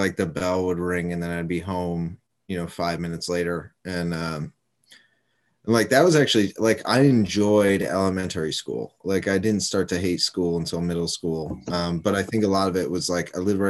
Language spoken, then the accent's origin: English; Johnstown, New York, United States; I grew up in the Adirondacks, upstate New York